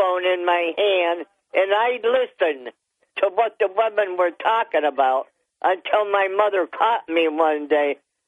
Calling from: Town of Dickinson, New York, United States; from Town of Dickinson.

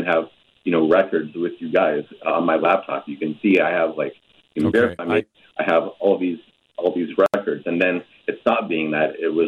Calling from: Milwaukie, Oregon, United States; I'm calling from Milwaukee, Oregon.

